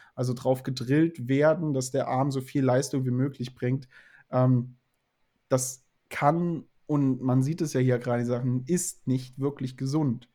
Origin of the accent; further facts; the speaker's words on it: the South, Southern Germany, Germany; ich komme aus dem Süden